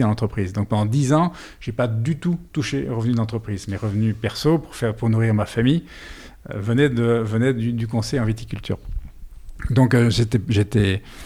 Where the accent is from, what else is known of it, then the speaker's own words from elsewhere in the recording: Brussels, Brussels-Capital Region, Belgium; moved away as an adult; now in Bordeaux, France; je suis belge